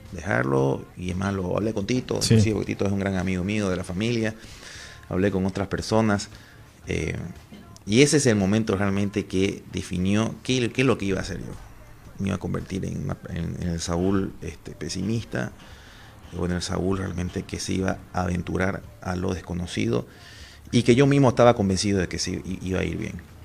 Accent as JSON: {"language": "Spanish", "country": "Bolivia", "said": "Soy boliviano"}